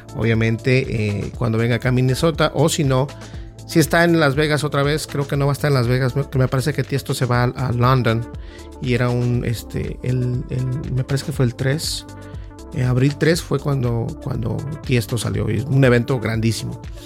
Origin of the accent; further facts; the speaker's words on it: Mexico; uno como latino, como hispano, en mi caso mexicano